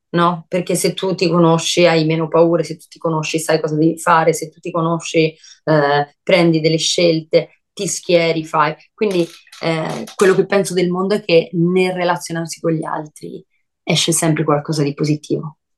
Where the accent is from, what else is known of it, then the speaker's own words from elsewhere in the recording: Brescia, Lombardy, Italy; moved away; Quando me ne sono andata da Brescia, io me ne sono andata con tanta rabbia rispetto a tutte le persone